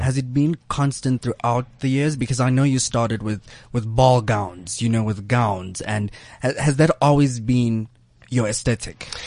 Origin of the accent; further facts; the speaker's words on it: South Africa; Being South African